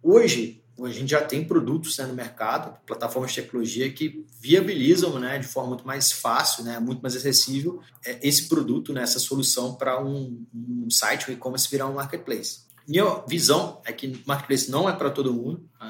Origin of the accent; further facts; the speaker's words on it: Belo Horizonte, Minas Gerais, Brazil; moved away as an adult; now in São Paulo, Brazil; Eu sou mineiro de BH